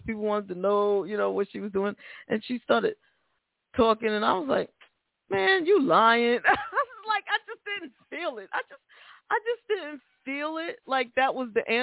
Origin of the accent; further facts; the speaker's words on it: New York City, New York, United States; moved away; I'm from the Bronx originally, and that's the home of rap, of hip-hop